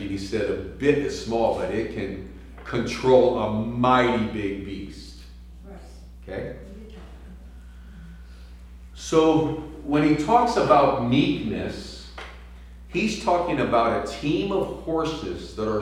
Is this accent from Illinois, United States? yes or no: no; San Francisco, California, United States; I'm from San Francisco